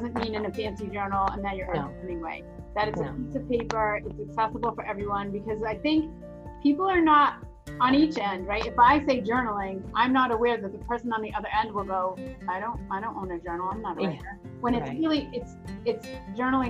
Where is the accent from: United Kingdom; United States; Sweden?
United States; New England; I grew up in New England